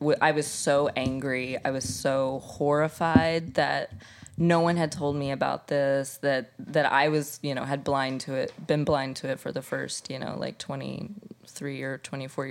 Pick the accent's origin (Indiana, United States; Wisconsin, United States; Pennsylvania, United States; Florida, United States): Indiana, United States; moved away as an adult; now in New York, United States; I am from Indiana. A tiny cornfield in the Midwest